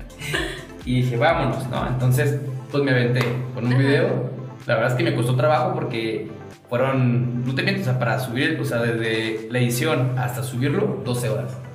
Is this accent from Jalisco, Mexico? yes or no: yes; Guadalajara, Jalisco, Mexico; now in Aguascalientes, Mexico; yo soy de Guadalajara, pero ya soy hidrocálido por adopción.